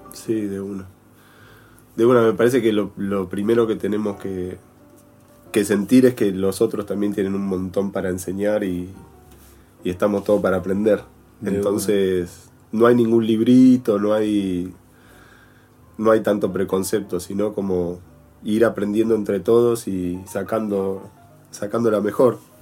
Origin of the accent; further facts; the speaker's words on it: Buenos Aires, Argentina; moved away as an adult; also born or lived in Traslasierra Valley, Córdoba; Yo vengo de Almagro, de Buenos Aires.